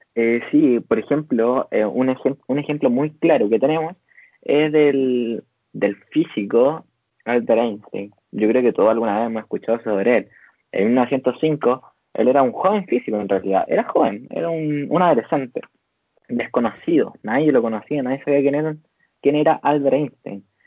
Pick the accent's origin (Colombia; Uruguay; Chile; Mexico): Chile; nosotros somos chilenos